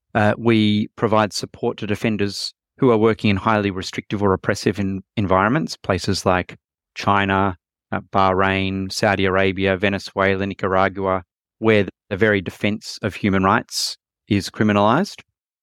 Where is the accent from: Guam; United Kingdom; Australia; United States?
Australia; I'm from Australia and was based in Australia at the time.